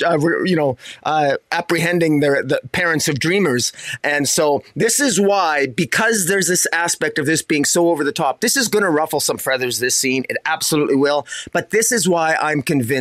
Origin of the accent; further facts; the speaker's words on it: Canada; as a Canadian